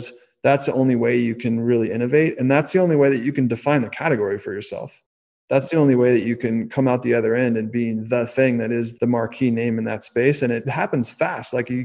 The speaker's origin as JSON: {"language": "English", "area": "the Bay Area", "region": "California", "country": "United States", "tie": "born or raised there", "said": "I grew up in the Bay Area"}